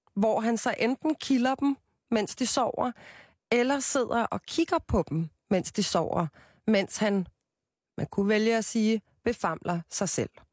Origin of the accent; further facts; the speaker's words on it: Copenhagen, Capital Region of Denmark, Denmark; jeg er jo fra København